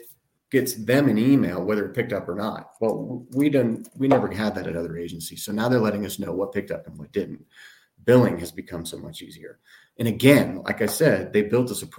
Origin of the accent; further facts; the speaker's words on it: Tennessee, United States; now in Colorado, United States; growing up in Tennessee